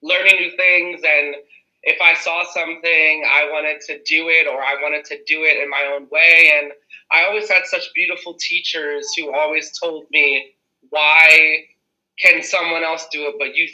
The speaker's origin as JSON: {"language": "English", "town": "New York City", "region": "New York", "country": "United States", "said": "I'm from the Bronx originally, the best borough in New York"}